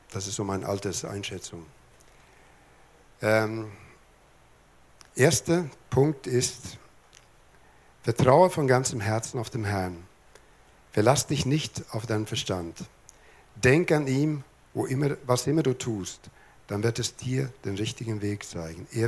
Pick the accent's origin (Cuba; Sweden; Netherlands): Sweden; Lapland; born there; Ich bin oben in Lappland geboren. In Lappland spricht man nicht so viel, die haben die Sprache auf Energiesparmodus geschaltet.